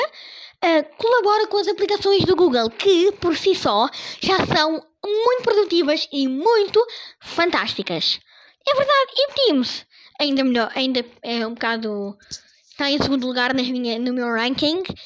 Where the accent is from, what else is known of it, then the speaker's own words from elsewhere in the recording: Portugal; sou português